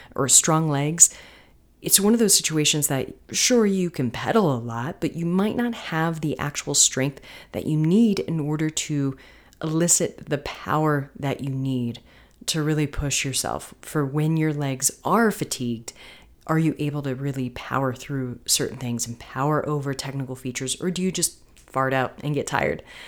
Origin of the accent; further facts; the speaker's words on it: Florida, United States; moved away; also born or lived in North Carolina; Florida, where there are no mountains, which is my home state.